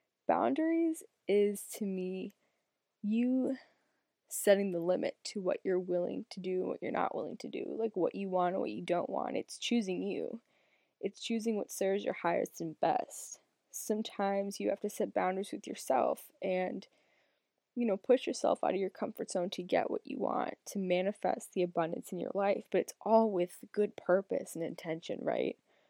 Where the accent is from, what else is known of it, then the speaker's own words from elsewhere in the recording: Massachusetts, United States; I'm 25 years old. I'm from Northern Massachusetts, the United States.